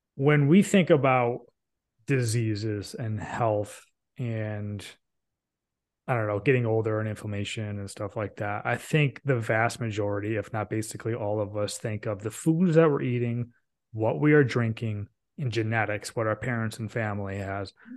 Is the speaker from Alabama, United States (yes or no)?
no; Binghamton, New York, United States; now in North Carolina, United States; I grew up in the Binghamton, New York area, which is the home of IBM